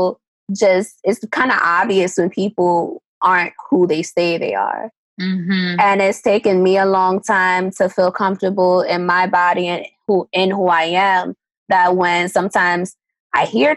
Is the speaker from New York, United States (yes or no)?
yes; New York City, New York, United States; also born or lived in Maryland; I'm from Harlem, New York.